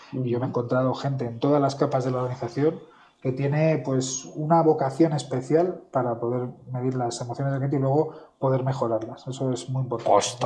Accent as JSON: {"language": "Spanish", "region": "central Spain", "country": "Spain", "said": "yo que soy del centro de España"}